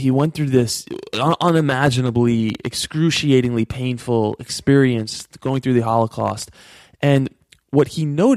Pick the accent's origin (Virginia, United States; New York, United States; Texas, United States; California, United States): New York, United States; I grew up in New York.